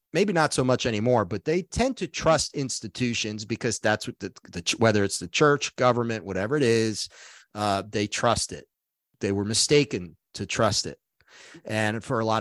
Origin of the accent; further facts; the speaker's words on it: New York City, New York, United States; I grew up in Brooklyn